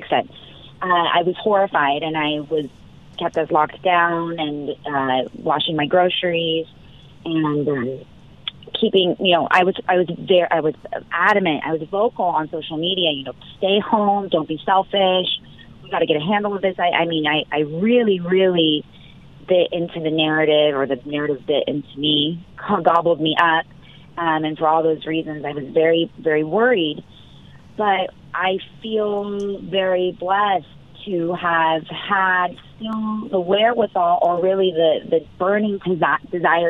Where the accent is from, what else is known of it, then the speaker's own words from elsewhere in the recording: Orange County, California, United States; my hometown of Orange County